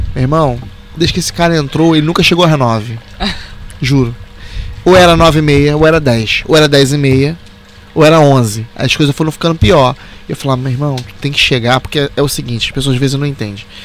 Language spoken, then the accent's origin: Portuguese; Rio de Janeiro, Brazil; A gente é carioca